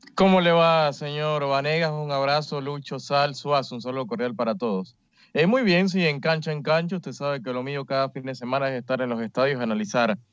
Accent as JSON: {"language": "Spanish", "country": "Panama"}